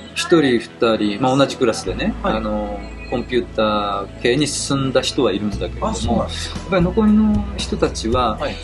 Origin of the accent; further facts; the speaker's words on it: Tokyo, Japan; also born or lived in Ichikawa, Chiba; もともと東京出身というか